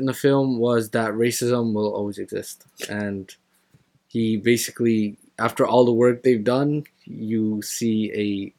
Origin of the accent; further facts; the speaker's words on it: Canada; from a Canadian perspective